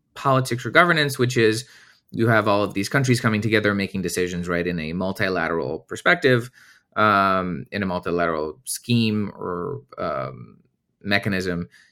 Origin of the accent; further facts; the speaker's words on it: Romania; moved away as an adult; now in United States; I'm originally from Romania, and I wanted to come to the U S and, uh, study